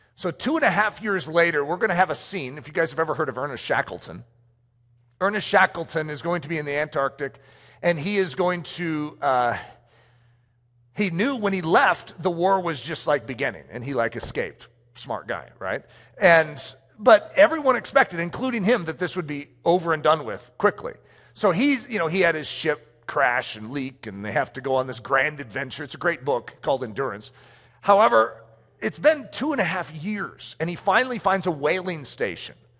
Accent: United States; I'm American

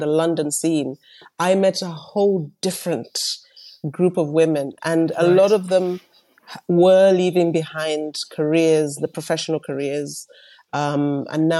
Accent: Malawi; also born or lived in United Kingdom / United States; now in South Africa; I am born and raised in Malawi

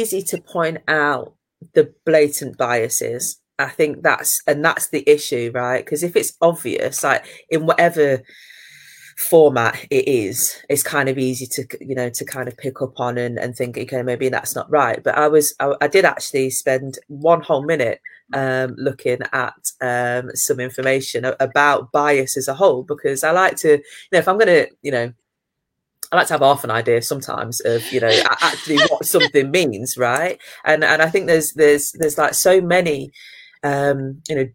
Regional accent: Leicester, East Midlands, United Kingdom; I'm from Leicester, you know, so therefore it was multicultural

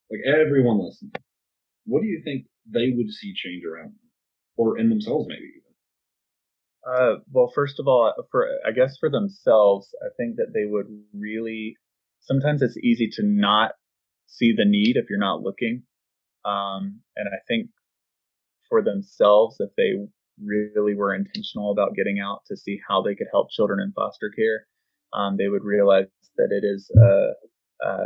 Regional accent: United States; as an American

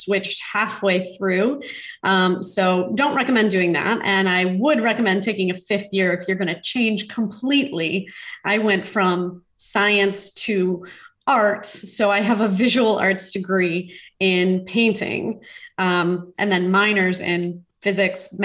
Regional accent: Homer Glen, Illinois, United States; I grew up dancing in Homer Glen as a young child, spent 15 years in a studio from the ages of 3 to 18

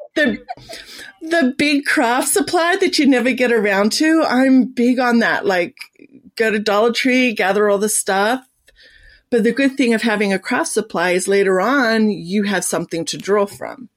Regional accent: Sydney, New South Wales, Australia; moved away as an adult; now in United States; I was born and raised in the beautiful Sydney

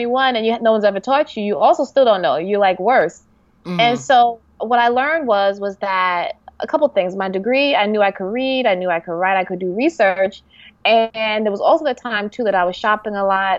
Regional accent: New York City, New York, United States; I'm from New York

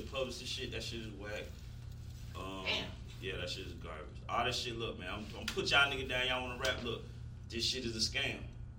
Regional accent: Atlanta, Georgia, United States; Yeah, I ain't from East Atlanta. I'm from the East Side.

